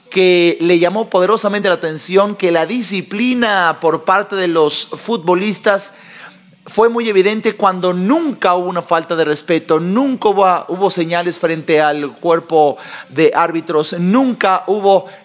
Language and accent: Spanish; Mexico; como mexicano que soy, como mexicano orgulloso de este país